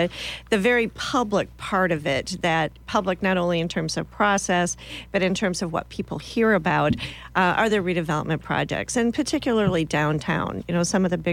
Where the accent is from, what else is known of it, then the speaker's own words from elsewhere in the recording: Minnesota, United States; moved away as an adult; also born or lived in Iowa; now in Lincoln, United States; I'm originally from Minnesota.